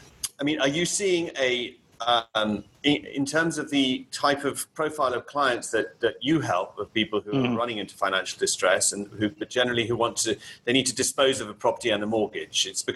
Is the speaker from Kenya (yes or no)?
yes; Kenya; now in Barcelona, Spain; I mean, I was born in Kenya. I grew up in Africa, and always through in a, you know, British or British educational system. My mother is English, and so, but I've always been an expat.